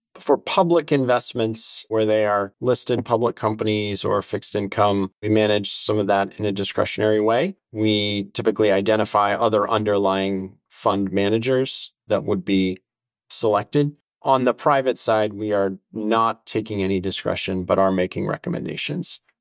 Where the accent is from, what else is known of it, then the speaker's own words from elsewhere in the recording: New Hampshire, United States; Growing up in New Hampshire, my days were spent outside every day